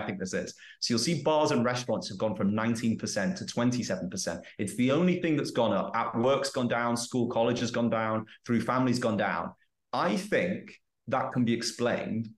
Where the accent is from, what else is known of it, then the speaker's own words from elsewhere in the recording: England, United Kingdom; moved away as an adult; I've learned more about being English in the 2 years I've been out of the UK than I have in the 27 years I was there.